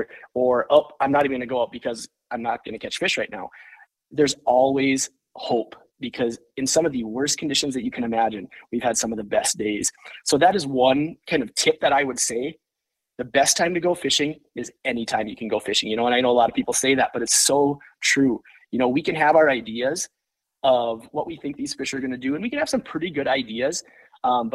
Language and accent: English; Lake of the Woods, Minnesota, United States; now in Park Rapids, United States; growing up on Lake of the Woods